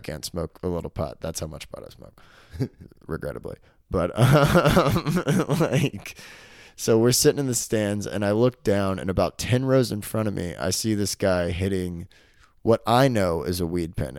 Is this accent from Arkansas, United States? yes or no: yes; Arkansas, United States; moved away; I'm from Arkansas.